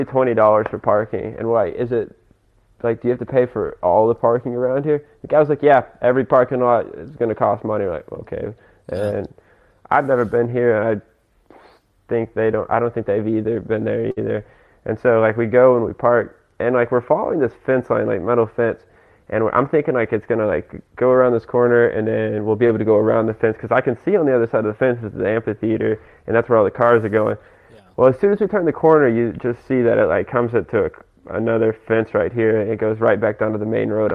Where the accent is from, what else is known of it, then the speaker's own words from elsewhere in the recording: Conway, United States; my hometown, Conway